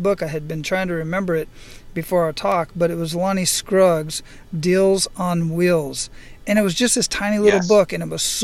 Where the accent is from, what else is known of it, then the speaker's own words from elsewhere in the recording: Phoenix, Arizona, United States; Growing up in Phoenix, Arizona, in that part of the world, I lived in a mobile home park